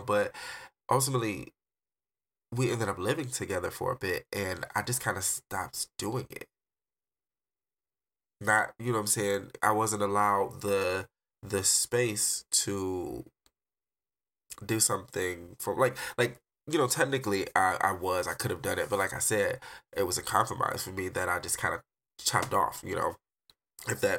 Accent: Detroit, Michigan, United States; now in Arizona, United States; I'm an artist from Detroit, but I currently reside in Arizona.

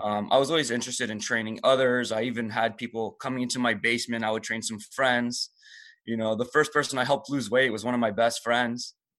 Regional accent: Toronto, Ontario, Canada; English is a second language; I kinda just grew up um, in Toronto pretty much for the rest of my life

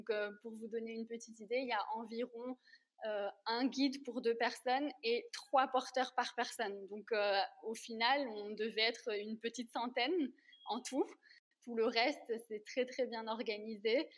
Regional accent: Réunion; moved away as an adult; quand j'ai quitté la Réunion pour la première fois, on m'avait offert un écusson avec les armoiries de la Réunion

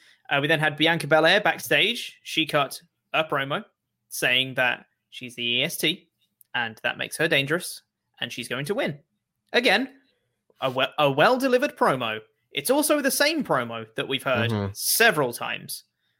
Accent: Tampa, Florida, United States; Well, I'm from Tampa and I never forgot them.

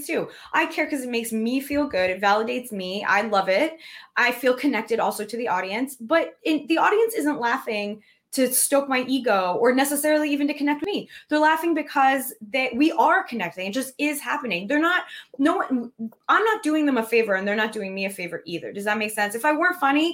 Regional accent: United States; we as American people

